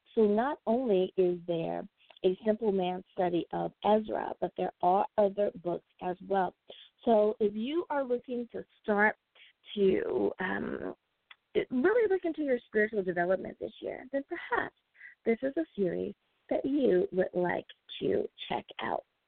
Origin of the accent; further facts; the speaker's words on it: United States; my home country, the United States of America